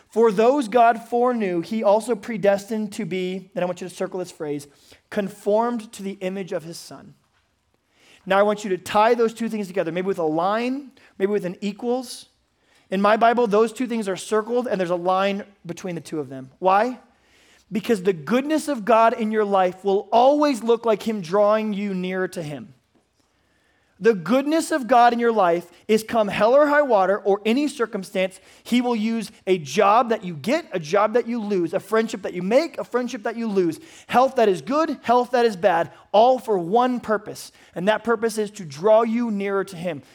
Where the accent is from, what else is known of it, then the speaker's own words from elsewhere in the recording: United States; as an American man